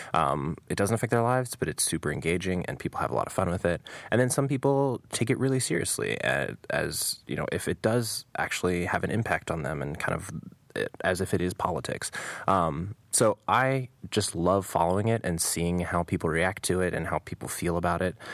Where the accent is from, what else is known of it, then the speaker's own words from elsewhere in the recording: United States; as an American